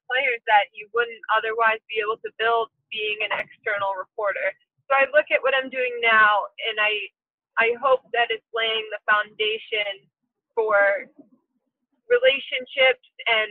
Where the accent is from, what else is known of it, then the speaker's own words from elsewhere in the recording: Chicago, Illinois, United States; moved away; I'm from Chicago.